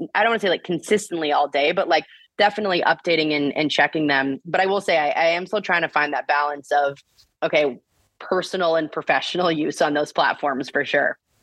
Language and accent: English; Bloomington, Indiana, United States; I grew up in Bloomington, Indiana.